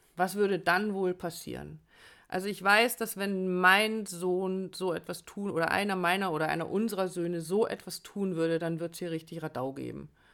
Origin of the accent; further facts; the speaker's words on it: Germany; bei uns in Deutschland